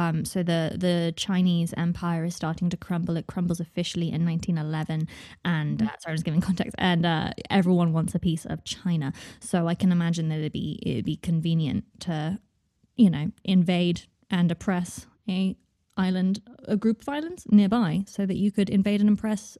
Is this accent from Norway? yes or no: no; United Kingdom; because I grew up in Britain